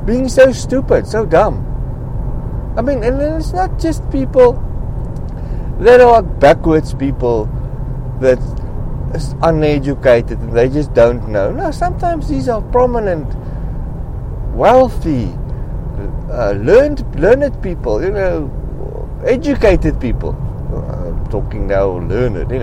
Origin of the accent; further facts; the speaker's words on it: South Africa; I am from South Africa